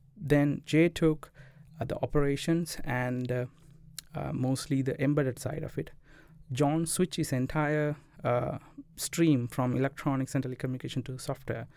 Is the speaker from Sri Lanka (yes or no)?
yes; Colombo, Western Province, Sri Lanka; moved away as an adult; also born or lived in Jaffna; I was, uh, from Colombo, studied in Bamlupiti, Indu, and I switched to Jaffna University for computer science